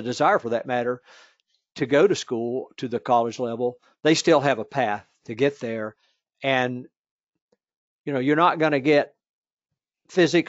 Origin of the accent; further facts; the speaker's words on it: Virginia, United States; my home state of Virginia